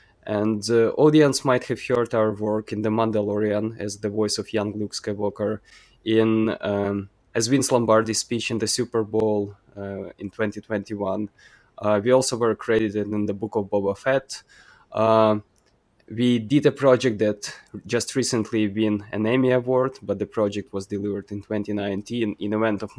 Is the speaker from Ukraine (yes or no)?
yes; Ukraine; also born or lived in Kyiv / Western Ukraine; we are in more or less safe regions of Ukraine.